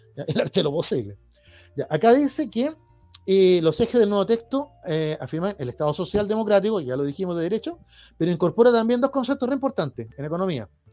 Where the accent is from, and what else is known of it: Chile